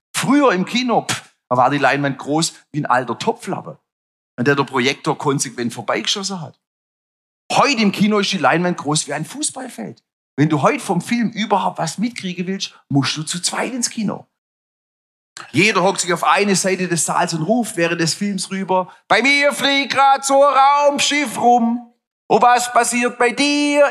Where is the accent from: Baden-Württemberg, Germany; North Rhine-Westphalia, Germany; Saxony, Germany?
Baden-Württemberg, Germany; Stuttgart